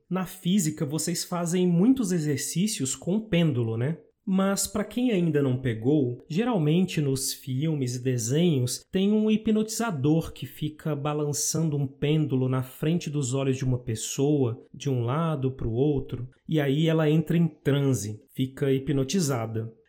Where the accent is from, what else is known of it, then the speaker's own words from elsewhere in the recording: Brasília, Federal District, Brazil; now in Minas Gerais, Brazil; Eu nasci no Distrito Federal, mas hoje eu moro em Minas Gerais